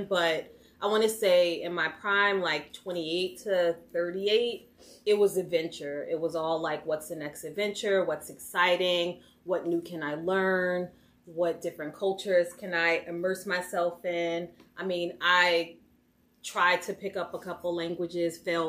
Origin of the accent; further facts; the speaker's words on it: Newark, New Jersey, United States; I'm from Newark, New Jersey, Brick City